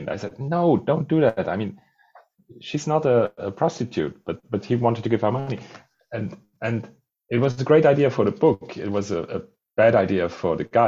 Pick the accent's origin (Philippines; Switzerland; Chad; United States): Switzerland; I grew up in a village of 9,000 people